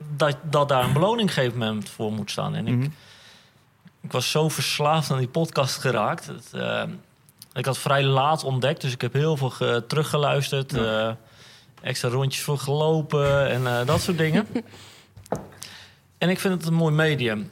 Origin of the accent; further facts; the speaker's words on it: Amersfoort, Utrecht, Netherlands; moved away; Ik kom oorspronkelijk uit Amersfoort.